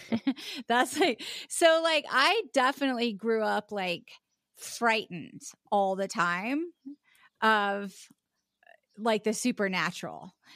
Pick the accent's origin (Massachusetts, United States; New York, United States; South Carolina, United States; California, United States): South Carolina, United States; Charleston; also born or lived in West Virginia; I was born in West Virginia, but I grew up in South Carolina, um, o, on the, uh, uh, in Charleston